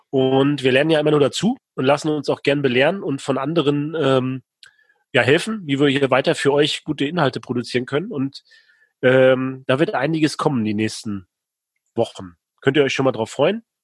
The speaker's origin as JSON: {"language": "German", "town": "Rostock", "region": "Mecklenburg-Vorpommern", "country": "Germany", "said": "Ich komme aus Rostock, Warnemünde, der beste Strand Deutschlands."}